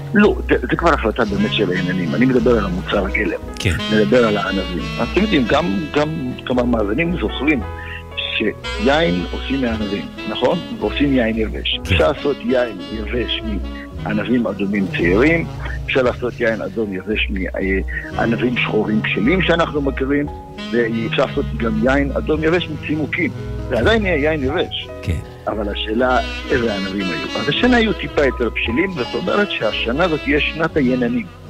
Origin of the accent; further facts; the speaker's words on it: Israel; אנחנו כישראלים